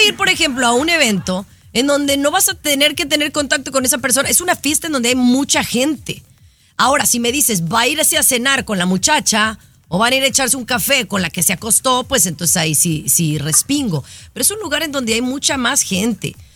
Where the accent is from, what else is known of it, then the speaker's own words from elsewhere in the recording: Guadalajara, Jalisco, Mexico; moved away as an adult; now in United States; cuando viví en Guadalajara, Jalisco, México.